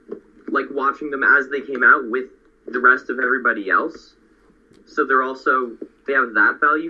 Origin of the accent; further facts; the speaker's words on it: Colorado, United States; I'm from Colorado.